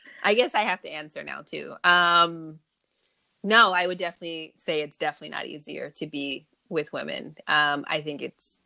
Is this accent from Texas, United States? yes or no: no; Long Beach, California, United States; also born or lived in Los Angeles area, California; I was born and raised in Long Beach, and I am currently in the LA area as well.